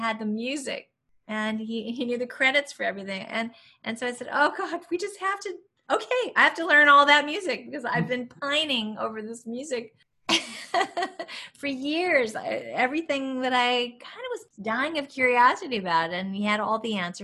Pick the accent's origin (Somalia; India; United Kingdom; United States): United States; San Bernardino, California; growing up in San Bernardino, California